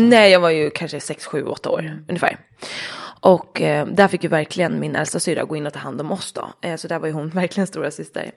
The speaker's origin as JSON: {"language": "Swedish", "town": "Dalarö", "region": "Stockholm County", "country": "Sweden", "tie": "born or raised there", "said": "Ute på Dalarö där jag är uppvuxen"}